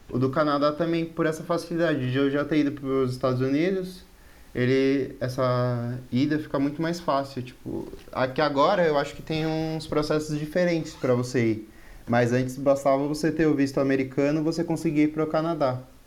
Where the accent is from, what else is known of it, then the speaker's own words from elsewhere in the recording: São Paulo, Brazil; moved away as an adult; now in Pirassununga, Brazil; Eu sou de São Paulo e agora eu tô morando em Pirassununga, que é bem interior